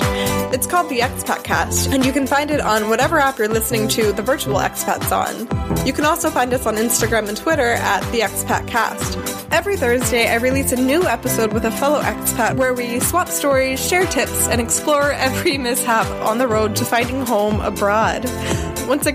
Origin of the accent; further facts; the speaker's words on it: United States; moved away as an adult; now in Germany; I am an American who moved to Germany about a year and a half ago